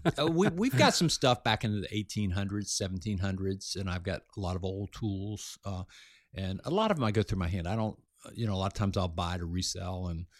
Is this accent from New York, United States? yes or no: no; Florida, United States; I grew up in South Florida on the islands where a lot of people had a lot of money, a lot of boats, and I grew up around that.